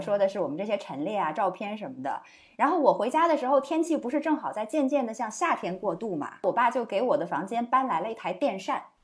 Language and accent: Chinese; Nanchang, Jiangxi, China; moved away as an adult; 我非常熟悉的那种乡音啊我们南昌人的大嗓门儿